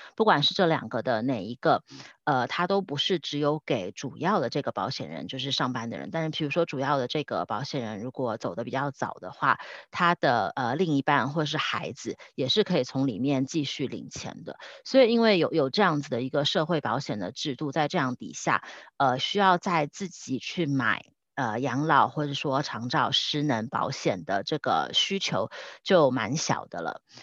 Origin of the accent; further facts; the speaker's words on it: Taiwan; moved away as an adult; now in Switzerland; 像我们台湾人，可能不是一开始一毕业就在瑞士工作，是可能工作了十年、十五年才搬来瑞士的